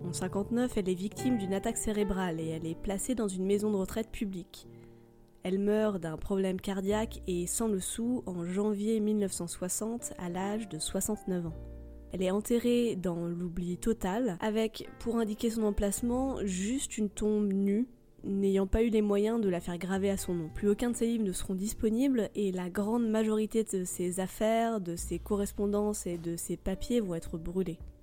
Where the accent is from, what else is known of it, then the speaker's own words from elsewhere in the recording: France; chez nous en France